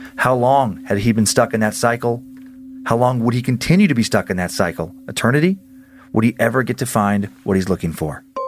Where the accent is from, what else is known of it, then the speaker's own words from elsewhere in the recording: Idaho, United States; moved away; I grew up in Idaho